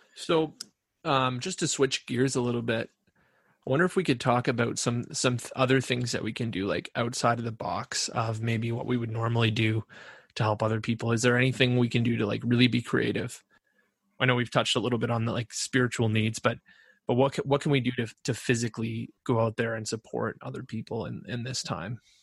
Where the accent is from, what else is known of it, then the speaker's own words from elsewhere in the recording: Ontario, Canada; I'm from Ontario